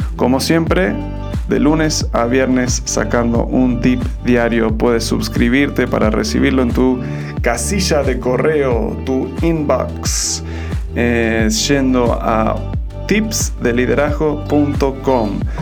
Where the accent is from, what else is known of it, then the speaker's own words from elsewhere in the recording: Argentina; now in Mexico; soy un gringo, pero me crié en Argentina y ahora estoy viviendo en México